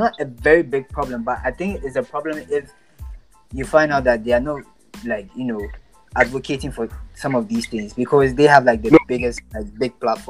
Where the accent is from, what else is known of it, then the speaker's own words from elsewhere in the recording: Labadi, Greater Accra, Ghana; I can take you to my hometown at Labadi